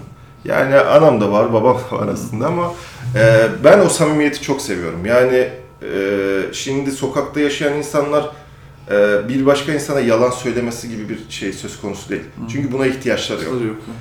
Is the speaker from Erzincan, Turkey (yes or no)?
no; Samsun, Turkey; moved away as an adult; also born or lived in Ankara; now in Istanbul, Turkey; ben Samsun'da büyüdüm